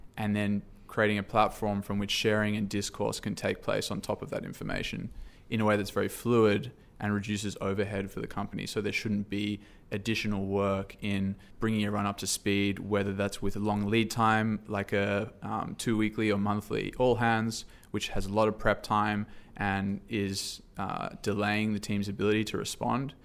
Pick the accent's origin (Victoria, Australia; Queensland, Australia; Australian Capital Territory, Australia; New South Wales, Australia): New South Wales, Australia; Sydney; moved away as an adult; now in San Francisco, United States; originally from Sydney, Australia. Um, moved here for a job